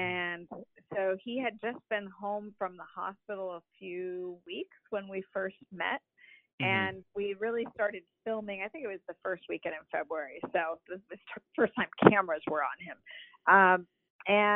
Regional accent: Bay Area, California, United States; moved away; also born or lived in Kansas City; I'm from the Bay Area originally

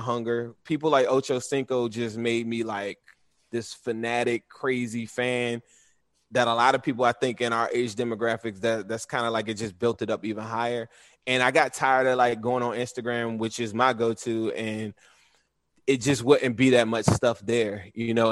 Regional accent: Washington, District of Columbia, United States; I grew up in the Washington, D C area, but I had ties to Cincinnati.

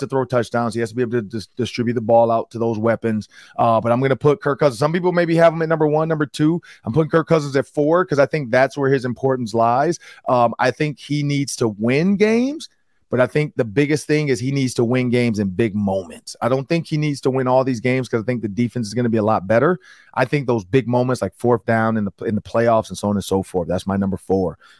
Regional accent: Detroit, Michigan, United States; moved away; From my hometown Detroit

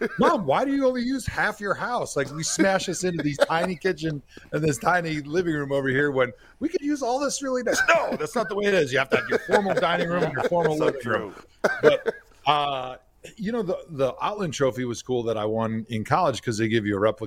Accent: Wisconsin, United States; We bring our own cheese when we're from Wisconsin.

